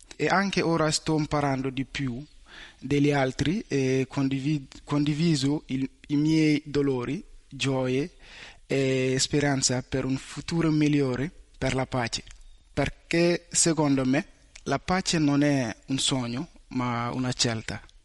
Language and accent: Italian; Mali; Italian is a second language; now in Italy; vengo dal Mali